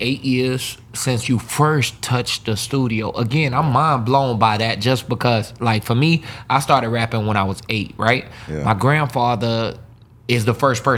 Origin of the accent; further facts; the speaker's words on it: Pensacola, Florida, United States; I'm from Pensacola, Florida